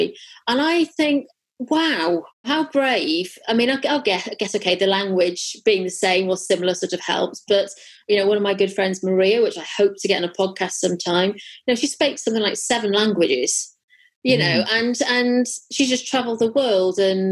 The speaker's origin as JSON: {"language": "English", "region": "Wales", "country": "United Kingdom", "also_born_or_lived": "Birmingham", "moved": "yes", "lives_now": "London, United Kingdom", "said": "I'm from a small village in Wales"}